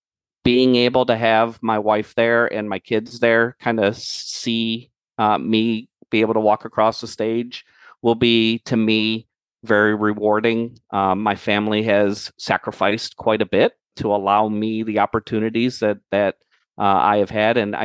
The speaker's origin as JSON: {"language": "English", "town": "Cleveland", "region": "Ohio", "country": "United States", "said": "I'm from Cleveland"}